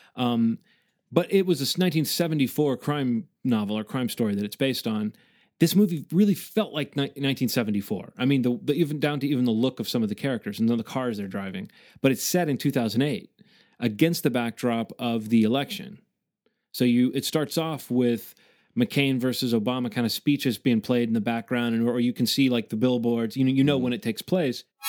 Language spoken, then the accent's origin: English; the South, United States; I am from the South